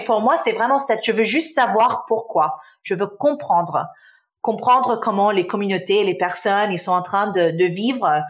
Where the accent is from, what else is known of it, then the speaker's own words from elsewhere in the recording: Canada; also born or lived in Damascus, Syria; Je suis euh, née en Syrie, en Damas, donc je suis syrienne. Ma famille, euh, on a déménagé au Canada euh, quand j'avais six ans, dans les années euh, quatre, dans les 1990. et oui, j'ai passé mon enfance donc au Canada